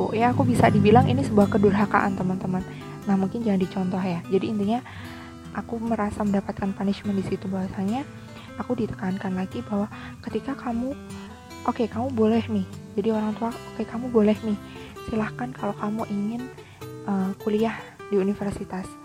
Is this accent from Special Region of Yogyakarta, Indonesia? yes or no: yes; Yogyakarta, Special Region of Yogyakarta, Indonesia; aku PP Jogja daerah asalku itu sampai PP seharian jadi berangkat kuliah pagi kemudian sore pulang ke rumah